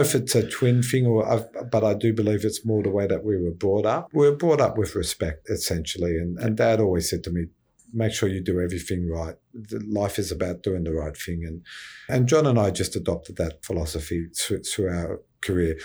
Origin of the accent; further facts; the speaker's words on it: Cronulla, New South Wales, Australia; also born or lived in Sylvania; Born and bred in the Sutherland Shire and grew up in Sylvania and moved to Cronulla